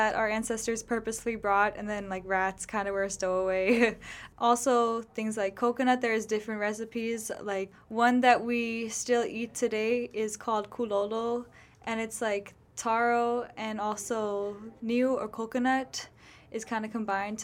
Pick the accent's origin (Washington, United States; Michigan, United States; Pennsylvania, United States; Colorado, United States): Washington, United States; Seattle; I was born and raised in Seattle, Washington